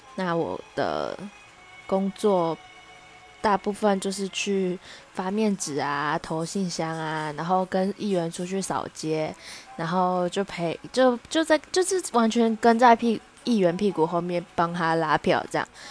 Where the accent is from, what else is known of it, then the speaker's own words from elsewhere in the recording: Taichung, Taiwan; moved away as an adult; now in Taipei, Taiwan; 那因为我是台中人，然后我户籍在台中